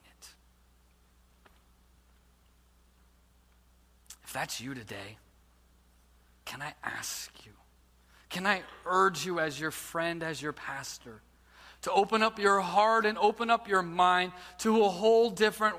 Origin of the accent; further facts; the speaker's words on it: United States; As American Christians